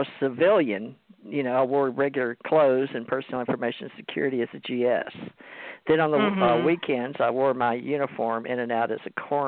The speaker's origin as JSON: {"language": "English", "town": "Monroe", "region": "Louisiana", "country": "United States", "tie": "born or raised there", "also_born_or_lived": "San Diego / Hawaii", "moved": "yes", "said": "I grew up in Monroe, Louisiana"}